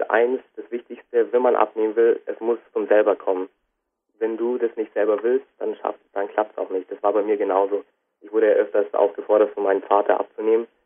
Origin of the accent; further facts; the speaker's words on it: Bad Reichenhall, Bavaria, Germany; Also ganz genau komme ich aus Bad Reichenhall.